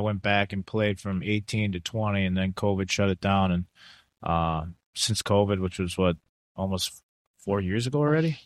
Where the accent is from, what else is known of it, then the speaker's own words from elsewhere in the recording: United States; also born or lived in Italy; I'm American